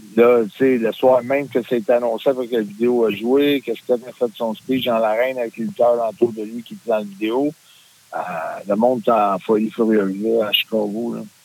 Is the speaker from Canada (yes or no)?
yes; Canada; en tant que Canadien